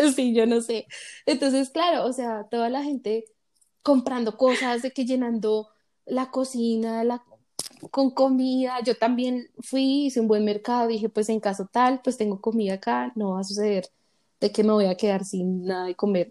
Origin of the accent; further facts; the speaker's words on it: Bogotá, Colombia; moved away as an adult; now in Colorado, United States; Yo nací en Colombia, en la ciudad de Bogotá, tengo 27 años. Actualmente estoy viviendo en Estados Unidos, en el estado de Colorado.